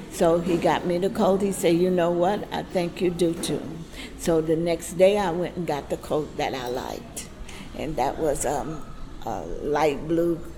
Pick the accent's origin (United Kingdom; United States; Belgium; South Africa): United States; the South; We grew up that way in the South.